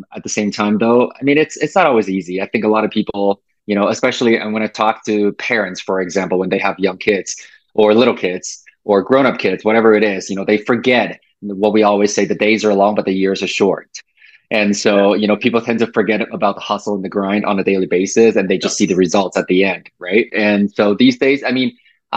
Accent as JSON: {"language": "English", "country": "Taiwan", "tie": "born or raised there", "moved": "yes", "lives_now": "Canada", "said": "I was born and raised in Asia, so in Taiwan"}